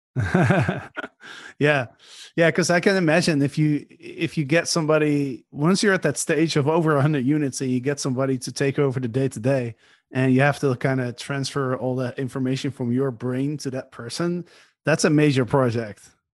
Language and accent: English; Netherlands; I'm from the Netherlands